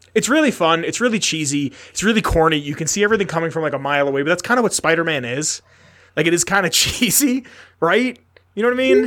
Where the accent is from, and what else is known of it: New York City, New York, United States; born or raised there